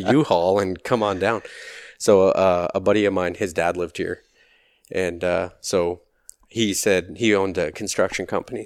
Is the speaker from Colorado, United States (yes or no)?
yes; Loveland, Colorado, United States; moved away; also born or lived in Nebraska / Arizona; I grew up in Loveland, Colorado, just south of Fort Collins